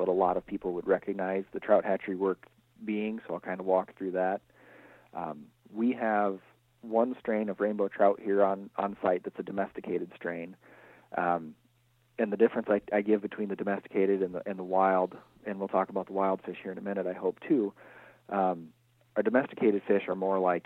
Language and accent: English; Northwest Iowa, United States; now in Northeast Iowa, United States; I'm originally from Northwest Iowa